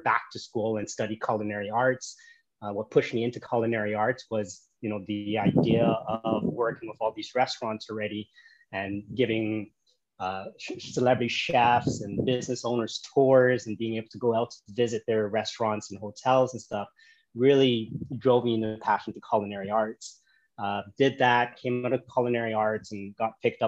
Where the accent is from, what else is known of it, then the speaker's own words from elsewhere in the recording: Toronto, Ontario, Canada; moved away as an adult; now in Da Nang, Vietnam; I was born and raised in Canada, grew up in Toronto